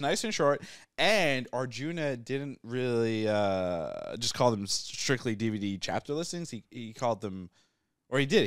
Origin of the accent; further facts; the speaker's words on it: England, United Kingdom; moved away; also born or lived in New Hampshire; I was born in England, and then we live in New Hampshire.